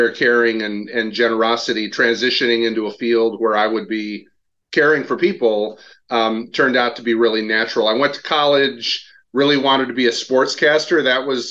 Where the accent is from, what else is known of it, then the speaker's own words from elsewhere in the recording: Portage, Michigan, United States; also born or lived in Grand Rapids, Michigan; I grew up in Portage, Michigan, small town in the southwestern corner